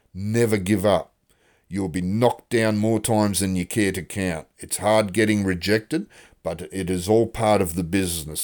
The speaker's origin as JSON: {"language": "English", "country": "Australia", "also_born_or_lived": "Western Australia", "said": "I'm an Australian author"}